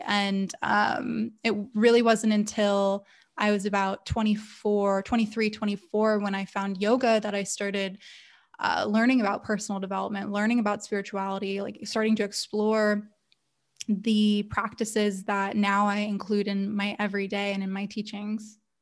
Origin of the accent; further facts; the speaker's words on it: Los Angeles, California, United States; also born or lived in Santa Monica / Portland; now in San Diego, United States; born and raised Southern California baby, uh, grew up in, I was born in Santa Monica and then lived in San Diego for about two years when I was in kindergarten and then back up to L